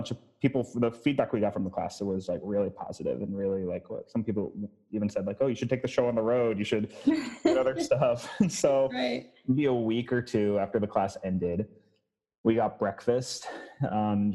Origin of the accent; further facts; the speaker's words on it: Phoenixville, Pennsylvania, United States; moved away as an adult; now in Milwaukee, United States; I'm from Phoenixville. That's like 10 minutes.